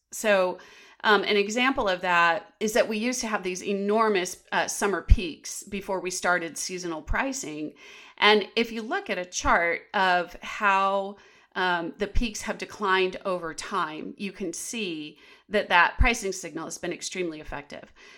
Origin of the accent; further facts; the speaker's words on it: Tempe, Arizona, United States; I'm from Tempe, Arizona. And when I was a senior at McClintock High School